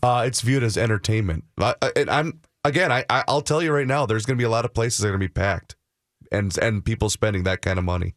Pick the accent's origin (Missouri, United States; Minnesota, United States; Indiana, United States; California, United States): Minnesota, United States; Faribault; My hometown of Faribault, Minnesota